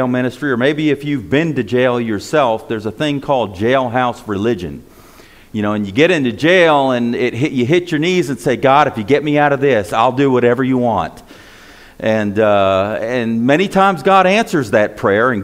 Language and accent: English; Paterson, New Jersey, United States; moved away; also born or lived in New York City / Florida; I was born in Paterson, New Jersey.